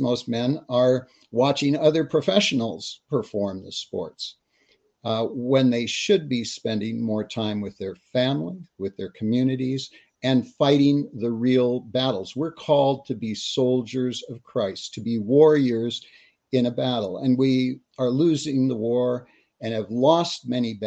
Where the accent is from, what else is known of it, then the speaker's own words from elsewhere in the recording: Texas, United States; also born or lived in California; being Texan, we're out here in the West